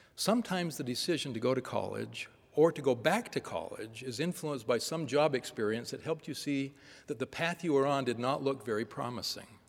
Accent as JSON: {"language": "English", "region": "Northern California", "country": "United States", "tie": "born or raised there", "said": "Growing up in Northern California during a period of frequent protests and periodic riots"}